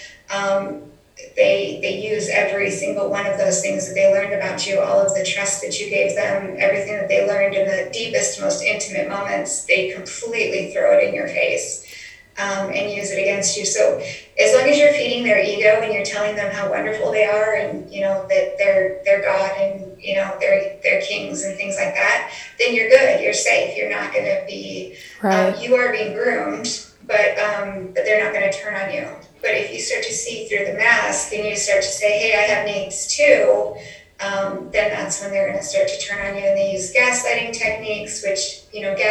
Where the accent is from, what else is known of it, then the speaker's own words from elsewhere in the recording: Colorado, United States; moved away; I'm from Colorado